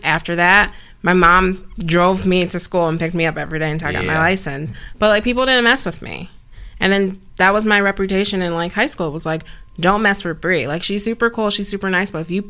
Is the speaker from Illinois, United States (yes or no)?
yes; Downers Grove, Illinois, United States; also born or lived in Chicago, Illinois; I'm from Downers Grove. It's a western suburb in Chicago.